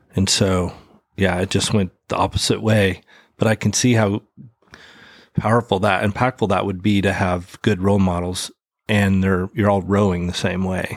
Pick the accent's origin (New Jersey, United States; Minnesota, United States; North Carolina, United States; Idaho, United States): Idaho, United States; I'm from Idaho.